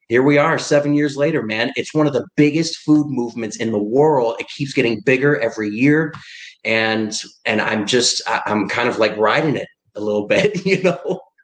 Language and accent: English; Ann Arbor, Michigan, United States; I'm from Ann Arbor, Michigan